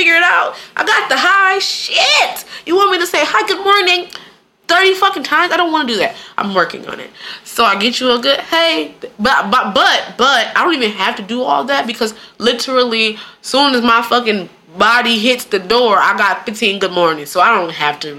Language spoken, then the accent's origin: English; Michigan, United States; I'm from Michigan